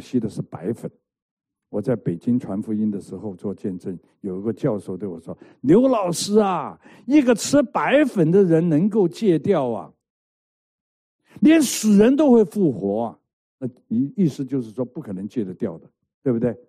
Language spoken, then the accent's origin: Chinese; Hong Kong; moved away; 我在香港成长啊，香港出生，香港混流氓